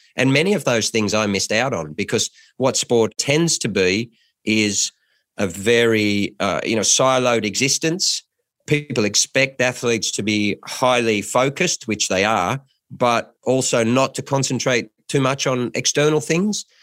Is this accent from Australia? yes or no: yes; Lismore, New South Wales, Australia; moved away; I come from Lis Moore.